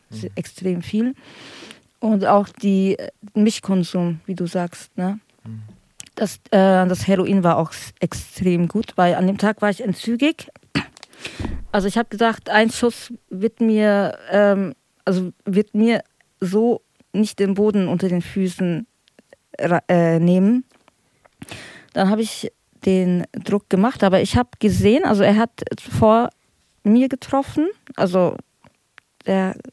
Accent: Bavaria, Germany; und ich komme ja aus Bayern, also ich bin dort aufgewachsen

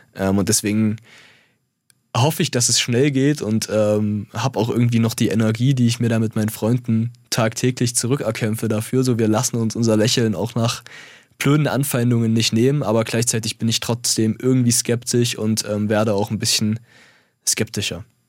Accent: Zwickau, Saxony, Germany; moved away as an adult; now in Halle, Germany; weil ich meine Heimatstadt liebe

